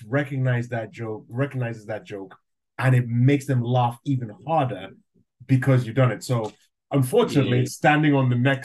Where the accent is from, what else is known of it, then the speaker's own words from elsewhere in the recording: Nigeria; accent: Nigerian; now in United Kingdom; I'm half Nigerian and I grew up in Nigeria, so I can do the Nigerian accent.